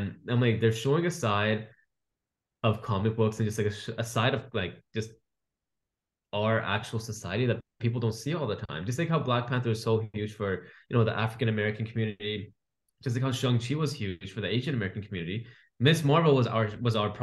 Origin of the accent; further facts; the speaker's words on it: Canada; I was born and raised in Canada